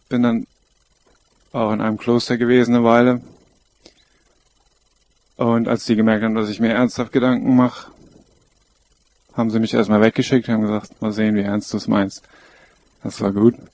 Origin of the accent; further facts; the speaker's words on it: Koblenz, Rhineland-Palatinate, Germany; bin in Koblenz am Rhein aufgewachsen, bin seit 15 Jahren Teil der Lebensgemeinschaft, die früher Bruderhof hieß